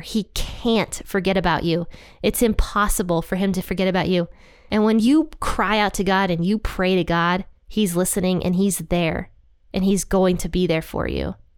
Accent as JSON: {"language": "English", "region": "Ohio", "country": "United States", "said": "Ohio, I love you guys. That's my home state"}